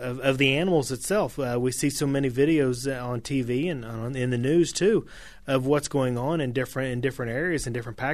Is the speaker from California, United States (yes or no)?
no; King City, Missouri, United States; from King City